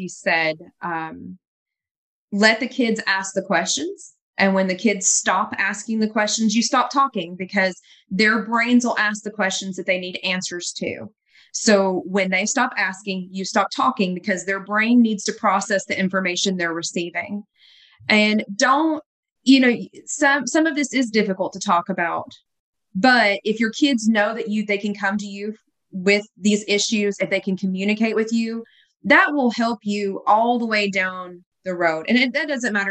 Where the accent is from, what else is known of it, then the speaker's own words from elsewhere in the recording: the South, United States; moved away; I was from the South and I had all the Southern cooking